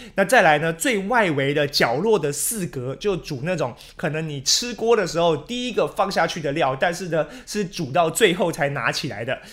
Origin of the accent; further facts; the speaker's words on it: Taiwan; 比较脱离我们台湾人的口味了